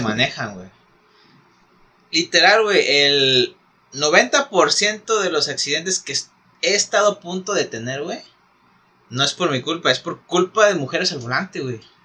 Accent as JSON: {"language": "Spanish", "country": "Mexico"}